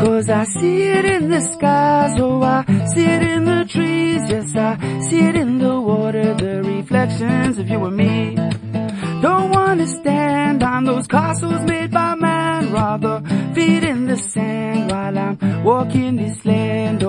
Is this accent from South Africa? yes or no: yes; South Africa; my hometown of Mamzantodi